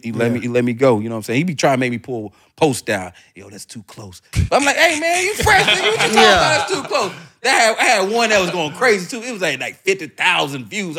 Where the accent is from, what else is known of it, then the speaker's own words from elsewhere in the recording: Atlanta, Georgia, United States; I'm from Atlanta, bro.